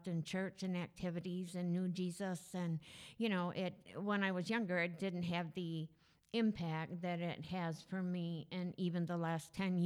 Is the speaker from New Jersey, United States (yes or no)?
no; Springville, New York, United States; moved away as an adult; also born or lived in Indiana; now in West Michigan, United States; I grew up in Springville, New York, which is near Buffalo, New York